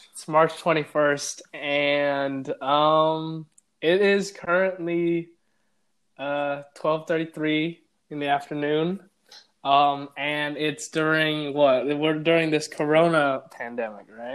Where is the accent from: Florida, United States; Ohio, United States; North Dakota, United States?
Ohio, United States; Cleveland; also born or lived in Switzerland / Vancouver, Canada; I have grown up in Cleveland basically my whole life from when I was five or six or something like